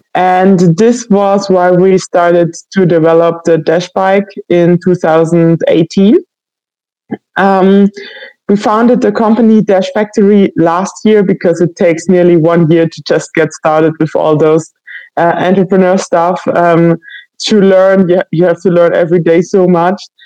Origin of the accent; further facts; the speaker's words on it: Baden-Württemberg, Germany; moved away as an adult; now in Leipzig, Germany; I'm from Germany, uh, especially from um, Baden Württemberg